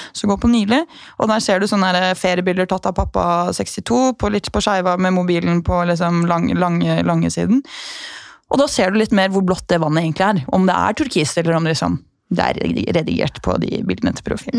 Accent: Norway; jeg er norsk

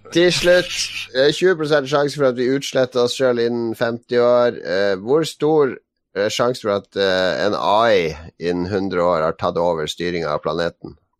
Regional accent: Northern Norway, Norway; vet jo hva vi sier i Nord-Norge

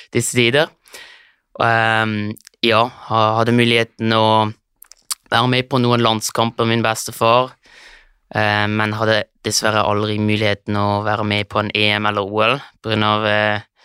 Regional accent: Switzerland; also born or lived in Lørenskog, Norway; har kommet til Sveits når jeg var tre år gammel.

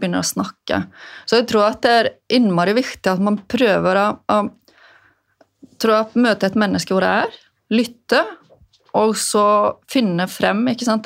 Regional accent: Westfjords, Iceland; moved away as an adult; now in Norway; Jeg vokste jo opp på Vestfjordene på Island

